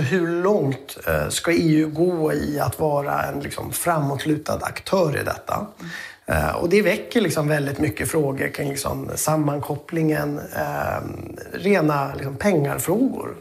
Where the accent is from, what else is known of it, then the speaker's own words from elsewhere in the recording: Sweden; vi svenskar